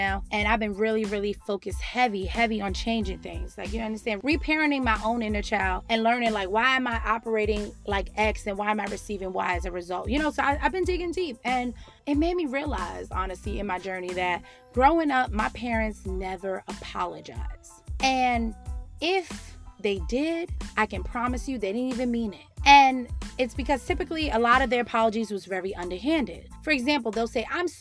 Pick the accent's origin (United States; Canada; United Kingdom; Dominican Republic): United States; New York City, New York; me growing up in the Bronx